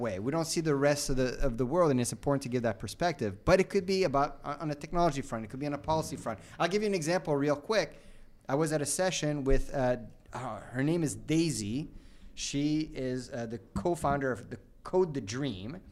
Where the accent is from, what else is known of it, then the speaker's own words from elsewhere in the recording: Canada; as a Canadian